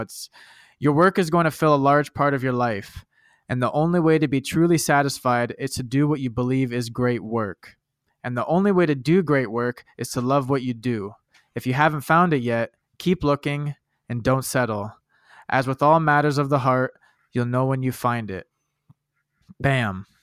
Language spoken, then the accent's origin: English; Canada; I'm a Canadian